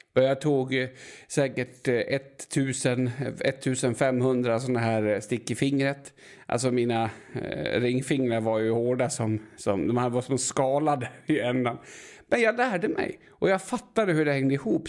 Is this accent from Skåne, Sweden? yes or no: no; Enviken, Dalarna County, Sweden; jag är från Enviken